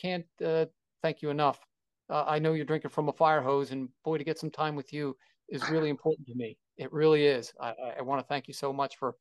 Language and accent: English; Philadelphia, Pennsylvania, United States; I'm from Philadelphia